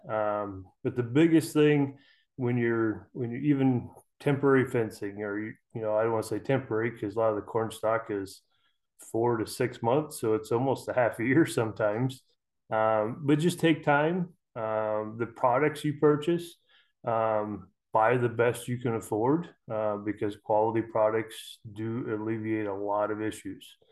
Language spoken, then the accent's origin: English; Custer County, Central Nebraska, United States; I'm from Central Nebraska, uh, Custer County, right in the middle of Nebraska.